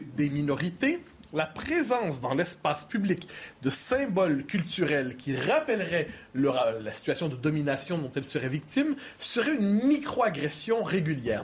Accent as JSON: {"language": "French", "region": "Quebec", "country": "Canada", "said": "Je suis québécois"}